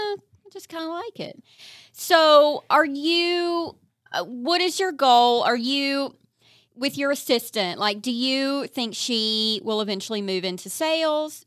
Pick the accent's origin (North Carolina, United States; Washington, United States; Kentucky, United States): Kentucky, United States; eastern; moved away; I'm from eastern Kentucky.